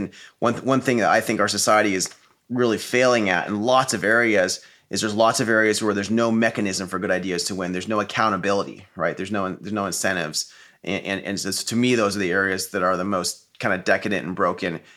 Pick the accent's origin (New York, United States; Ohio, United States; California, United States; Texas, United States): California, United States; Silicon Valley; I grew up in Silicon Valley